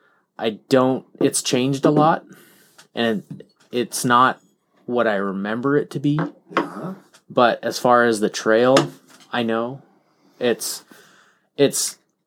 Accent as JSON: {"language": "English", "region": "Iowa", "country": "United States", "tie": "born or raised there", "moved": "yes"}